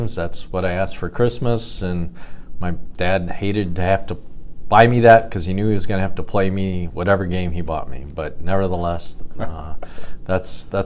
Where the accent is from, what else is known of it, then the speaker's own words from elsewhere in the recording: Cedar Rapids, Iowa, United States; also born or lived in Chicago area; I was born and raised in Cedar Rapids, graduated from Washington High School